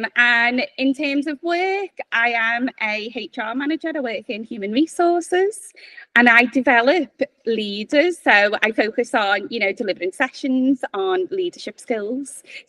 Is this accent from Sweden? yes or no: no; Liverpool, North West England, United Kingdom; accent: Scouse; as you can tell, I'm from Liverpool. I grew up in Highton.